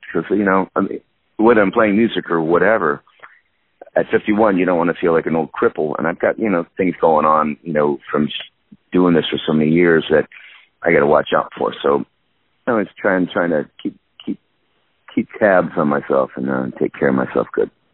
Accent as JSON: {"language": "English", "region": "Minnesota", "country": "United States", "tie": "born or raised there", "also_born_or_lived": "San Diego, California / West Palm Beach, Florida"}